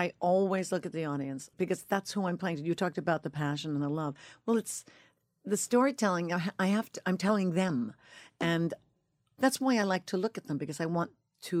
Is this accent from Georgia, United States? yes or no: no; Northport, New York, United States; I'm from Northport, Long Island. I am.